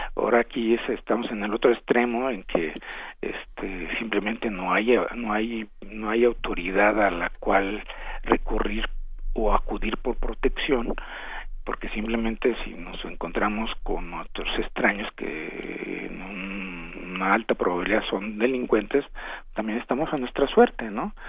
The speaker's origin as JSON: {"language": "Spanish", "country": "Mexico", "said": "somos malos mexicanos"}